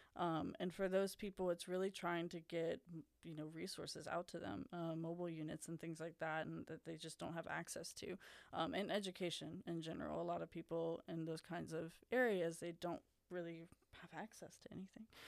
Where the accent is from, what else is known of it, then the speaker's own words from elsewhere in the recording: Baton Rouge, Louisiana, United States; now in Lafayette, United States; I grew up in the Baton Rouge area